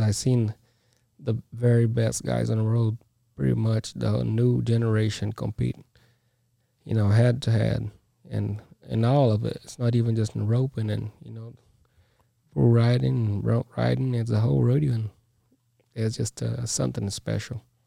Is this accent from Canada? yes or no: no; Brazil; now in United States; I'm from Brazil.